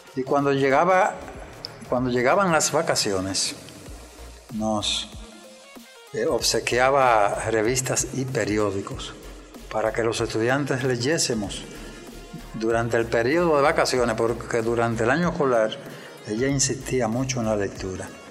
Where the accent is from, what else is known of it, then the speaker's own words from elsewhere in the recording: Moca, Espaillat, Dominican Republic; yo nací en, en Moca, el 6 de octubre de 1941. Mi primera etapa la viví en Wausi, una aldea, un campo en la vecindad de Moca